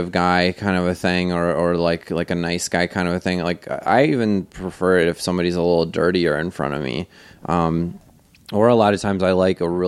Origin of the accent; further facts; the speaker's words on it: Wisconsin, United States; I'm from Wisconsin uh, and if you don't know, that's an American Indian word that means mm, teeter tots.